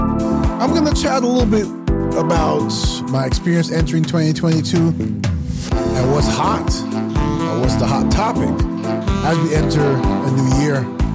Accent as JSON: {"language": "English", "country": "Barbados", "moved": "yes", "lives_now": "United States", "said": "So I've spent most of my life in the United States, but I'm originally from Barbados, or we would say Bajan."}